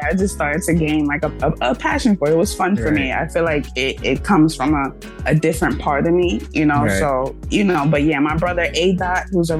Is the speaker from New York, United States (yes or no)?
yes; New York City, New York, United States; I'm from the Bronx, New York. I'm a rapper, singer/poet, you know. Yes. I'm a 90s baby.